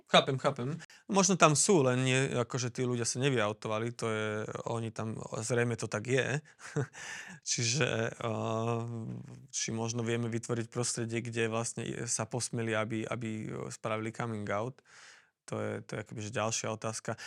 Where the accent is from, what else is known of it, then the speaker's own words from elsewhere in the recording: Slovakia; ja som tu doma